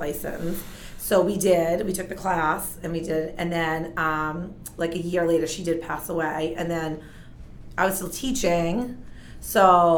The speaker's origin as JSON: {"language": "English", "town": "Plaistow", "region": "New Hampshire", "country": "United States", "tie": "born or raised there", "said": "I've lived in Plasto my whole life"}